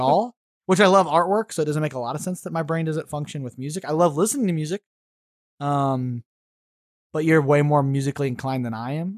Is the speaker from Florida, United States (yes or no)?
no; Missouri, United States; I'm a hillbilly from Missouri